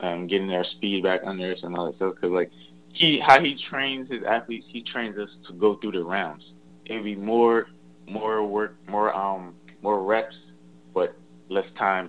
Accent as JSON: {"language": "English", "town": "Knightdale", "region": "North Carolina", "country": "United States", "tie": "born or raised there"}